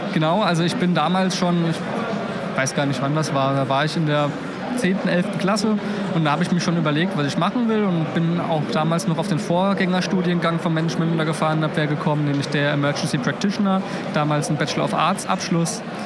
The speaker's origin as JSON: {"language": "German", "town": "Mainz", "region": "Rhineland-Palatinate", "country": "Germany", "tie": "born or raised there", "moved": "yes", "lives_now": "Potsdam, Germany", "said": "bin aber eigentlich gebürtiger Mainzer"}